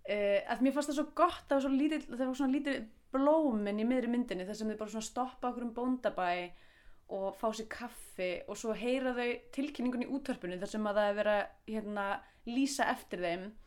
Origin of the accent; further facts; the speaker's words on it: Iceland; við Íslendingar